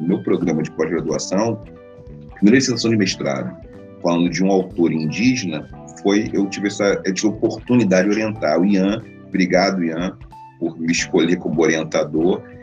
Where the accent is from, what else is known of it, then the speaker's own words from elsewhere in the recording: Rio de Janeiro, Brazil; uma pessoa nascida num bairro muito tradicional no Rio de Janeiro. Nasci em Oswaldo Cruz, um bairro muito tradicional, a terra da Portela